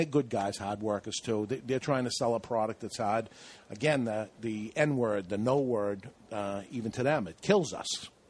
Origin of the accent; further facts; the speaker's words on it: Boston, Massachusetts, United States; we have some sort of funny accent, she was saying. Where are you boys from? Well, we're from Boston